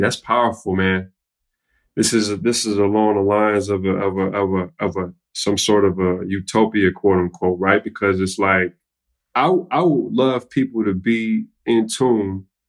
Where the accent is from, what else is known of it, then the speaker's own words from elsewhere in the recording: Chicago, Illinois, United States; I come from South Chicago, West Englewood, Ashburn, South Shore, multiple neighborhoods where I seen things.